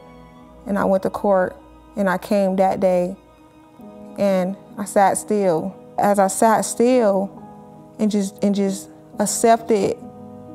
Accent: Los Angeles, California, United States; I'm born and raised in Los Angeles, California

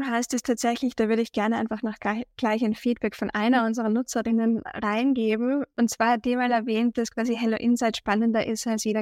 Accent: Austria; accent: Austrian; ich glaube auch unschwer meinem Dialekt zu erkennen, komme ich aus Österreich.

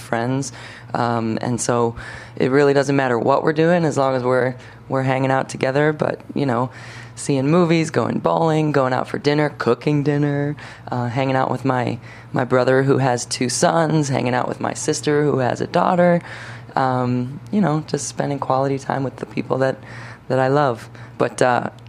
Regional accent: Palatine, Illinois, United States; also born or lived in Rochester, New York / San Diego, California; I'm from the burbs. So I grew up in Palatine, Illinois

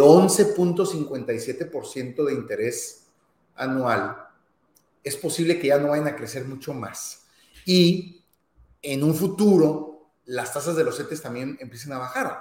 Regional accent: Mexico; para quienes somos mexicanos

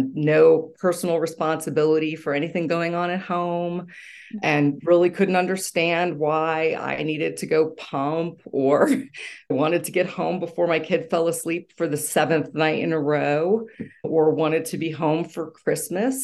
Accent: Pennsylvania, United States; moved away; I grew up in Pennsylvania

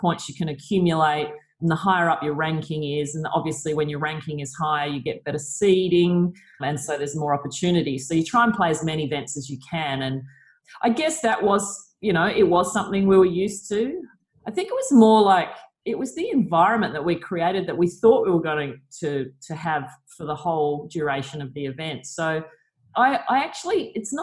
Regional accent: Australia

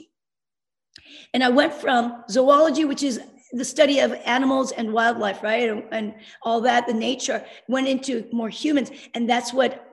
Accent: South Korea; moved away; I'm Korean. I was born in Korea and in the early 60s, coming from a developing country

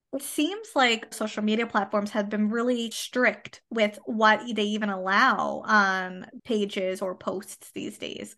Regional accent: Canada; I am a Canadian social worker

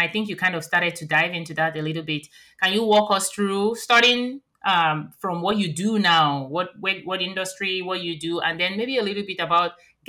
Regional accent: Nigeria; moved away; growing up in Nigeria

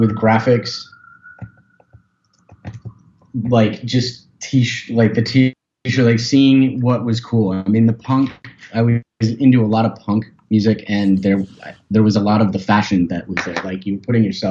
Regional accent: Portland, Oregon, United States; moved away as an adult; now in Seattle, United States; I grew up in Portland, Oregon

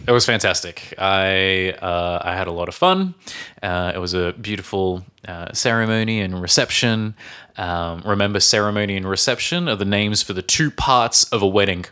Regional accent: Australia; now in Czech Republic; from Australia

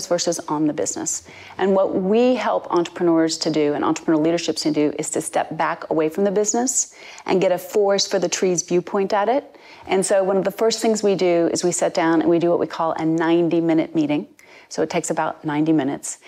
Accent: United States; moved away as an adult; now in United Kingdom; I'm American born, but I've been in the UK for almost 21 years now.

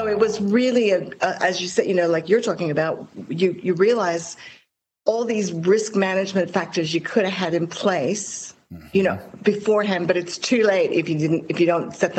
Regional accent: Hong Kong; My story is a bit like yours. I grew up in Hong Kong

